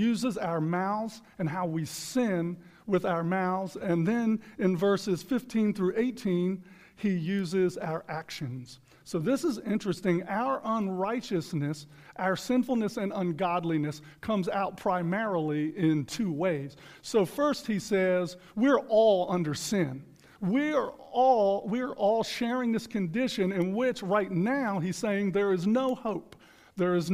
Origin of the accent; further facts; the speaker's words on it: United States; in our country, in the United States of America today